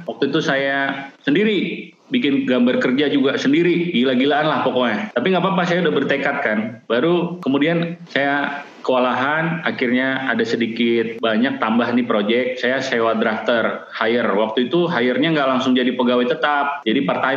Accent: Sumatra, Indonesia; saya orang Sumatera tapi bukan dari kotanya

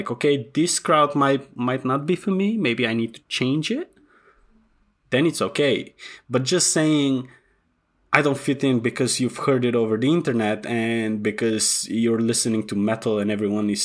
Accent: North Macedonia; moved away as an adult; also born or lived in England; I was born in Macedonia.

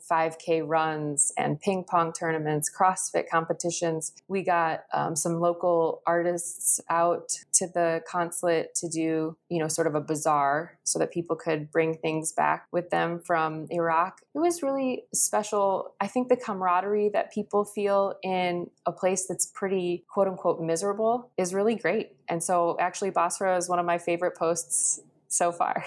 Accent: Schaumburg, Illinois, United States; moved away as an adult; also born or lived in Azerbaijan; I grew up in Schaumburg, Illinois, and had a really typical suburban upbringing

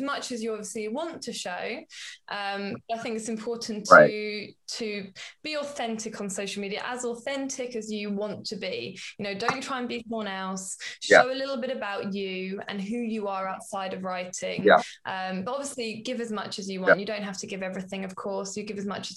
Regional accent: United Kingdom; as British

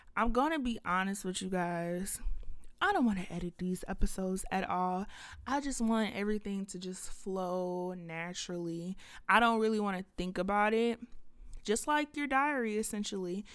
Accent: Lithonia, Georgia, United States; also born or lived in Atlanta, Georgia; I was raised in Lithonia, Georgia

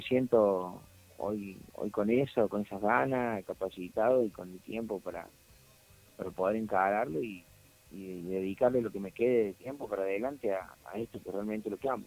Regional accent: Córdoba, Argentina; uno como cordobés

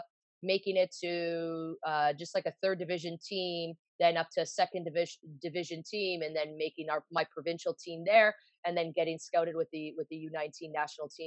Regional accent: Vaughan, Ontario, Canada; also born or lived in Toronto; I grew up in Toronto until I was like three and a half, and we moved to Vaughan, so just outside the GTA, so about 40 minutes north of Toronto.

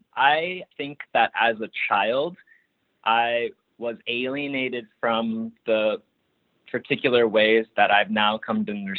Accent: Maunawili, Hawaii, United States; moved away as an adult; now in Toronto, Canada; I'm from Mauna Wili on the east side of Oahu Island in the archipelago of Hawaii. And my family is from the Moku Ko'olaupoko on the east side of that island in the Ahupua'a of Kailua

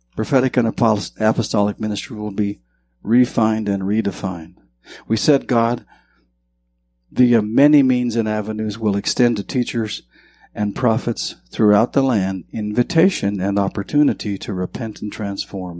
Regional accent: Bannack, Montana, United States; moved away; I'm from Montana, and where I'm from in Montana was the first territorial capital

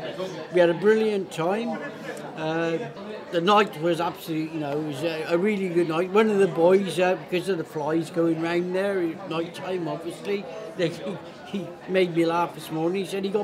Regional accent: England, United Kingdom; now in Wales; I'm English

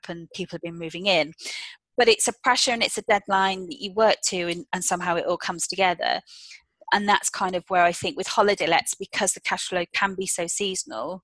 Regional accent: United Kingdom; as British citizens

